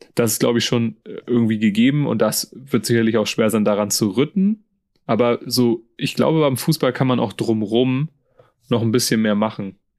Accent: Germany; Als, als Deutscher und Europäer

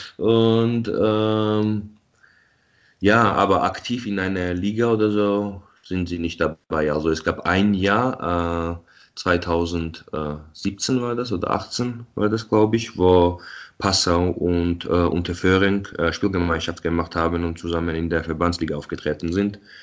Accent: Tbilisi, Georgia; moved away as an adult; now in Munich, Germany; ich bin ja in Tbilisi geboren und aufgewachsen

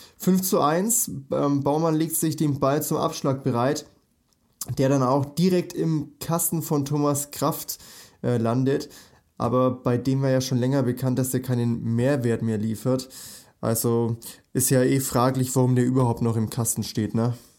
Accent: Nuremberg, Bavaria, Germany; ich komme ja aus Nürnberg, also aus Bayern

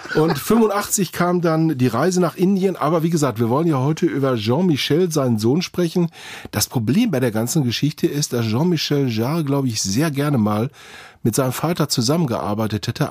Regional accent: Witten, North Rhine-Westphalia, Germany; in Witten, meine Heimatstadt

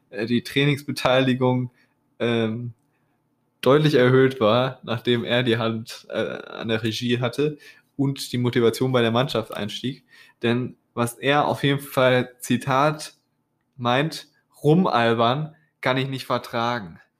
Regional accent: North Rhine-Westphalia, Germany; Also ich kann ja sagen, wir kommen ja, du kommst nicht aus dem Kreis Höxter, ich komme aus dem Kreis Höxter.

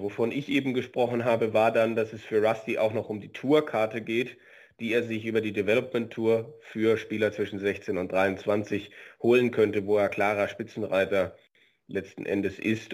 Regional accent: Germany; bei uns in Deutschland

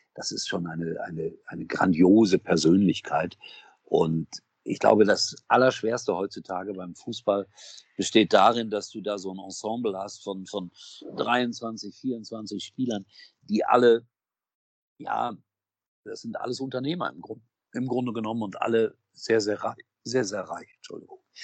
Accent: Gelsenkirchen, North Rhine-Westphalia, Germany; moved away; ich komme aus einer Stadt, ich bin in Schalke geboren.

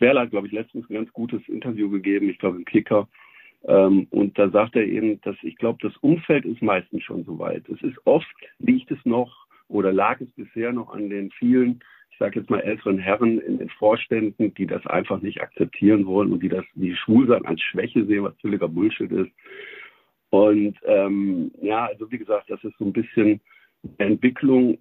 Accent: Essen, North Rhine-Westphalia, Germany; meiner Heimatstadt Essen

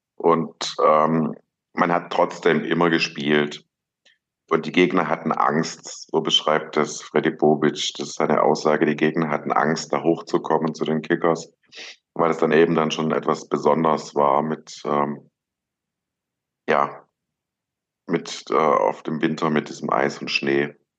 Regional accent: Ludwigsburg, Baden-Württemberg, Germany; also born or lived in Stuttgart; Ich bin zwar in Stuttgart geboren, aber im Umland von Stuttgart aufgewachsen, in Ludwigsburg

